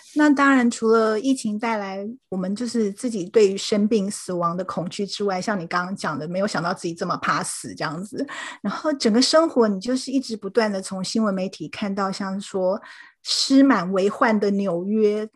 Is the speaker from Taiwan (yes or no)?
yes; Taipei, Taiwan; moved away as an adult; now in St. Louis, United States; 我是土生土长的台北人，目前住在圣路易